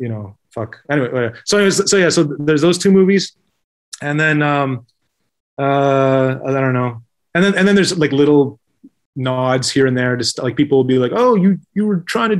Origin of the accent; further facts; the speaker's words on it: New York, United States; I'm from New York. You know, like they don't get that shit.